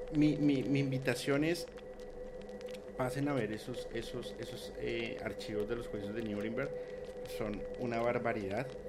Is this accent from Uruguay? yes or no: no; Colombia; yo soy de Colombia, no de México